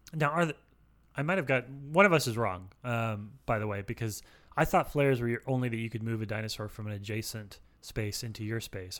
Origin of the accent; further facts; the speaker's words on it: Alaska, United States; I'm from Alaska